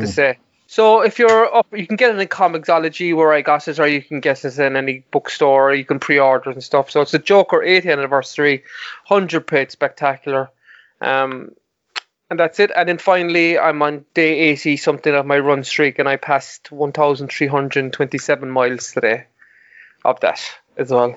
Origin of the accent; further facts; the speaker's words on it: Mallow, Munster, Ireland; my hometown of Mallow